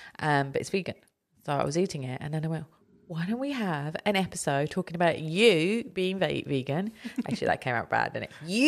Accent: United Kingdom; everybody who knows me knows how much I don't like Lewis Hamilton, despite being British.

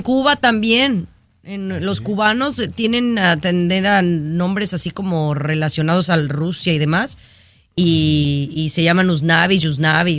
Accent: Guadalajara, Jalisco, Mexico; soy de la ciudad de Guadalajara, Jalisco

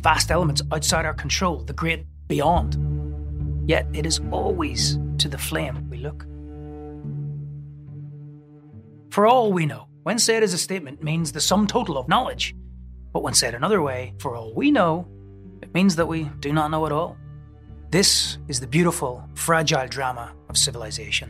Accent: Northern Ireland, United Kingdom; moved away; where I was growing up in Northern Ireland

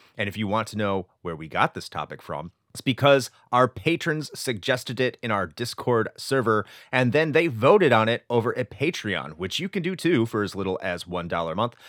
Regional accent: United States; I'm an American

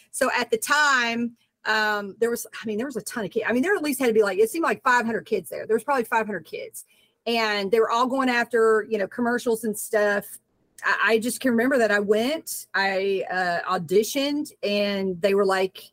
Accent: Nashville, Tennessee, United States; also born or lived in Miami, Florida; now in Los Angeles, United States; I was born there, but then I moved back to Nashville, Tennessee. So that's like my stomping grounds.

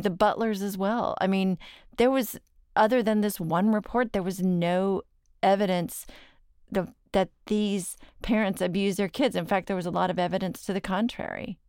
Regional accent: Dallas, Texas, United States; I'm from Dallas

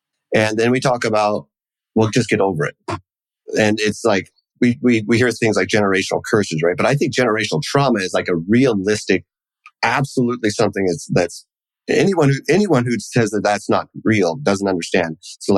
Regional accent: New York, United States; Well, where are you from? Well, I'm from New York. No, where are your people from?

